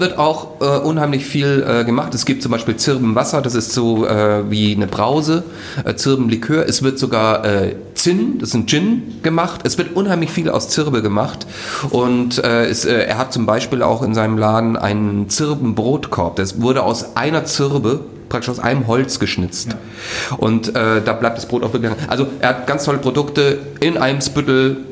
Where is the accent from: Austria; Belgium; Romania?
Austria; Styria; moved away; da wo ich herkomme, aus der Steiermark